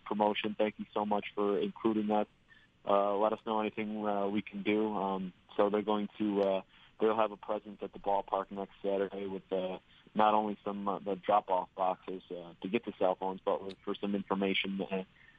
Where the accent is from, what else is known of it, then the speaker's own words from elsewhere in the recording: Western New York, United States; we're all from Western New York